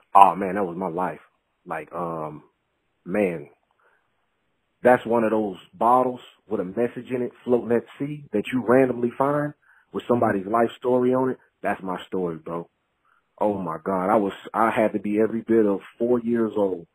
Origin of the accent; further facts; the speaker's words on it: Mississippi, United States; we're both from Mississippi